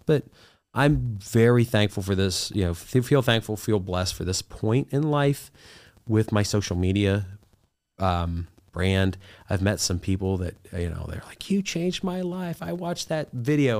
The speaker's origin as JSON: {"language": "English", "region": "Southern Ohio", "country": "United States", "tie": "born or raised there", "said": "I'm from Southern Ohio, grew up poor"}